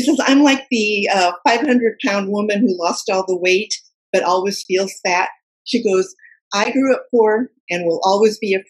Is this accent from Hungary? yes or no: no; Silicon Valley, California, United States; I grew up in Silicon Valley and worked all my life in Silicon Valley in high tech.